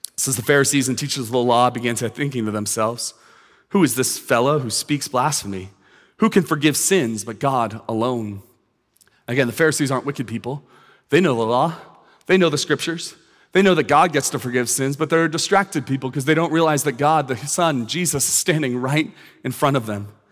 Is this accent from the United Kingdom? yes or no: no; San Francisco Bay Area, California, United States; now in Westlake Village, United States; I grew up in the San Francisco Bay Area